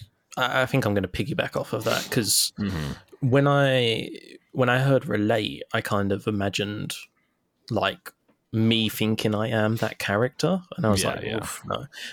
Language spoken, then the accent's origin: English; London, United Kingdom; growing up in London and like, you know, on a council estate, there's a lot of shit that happens.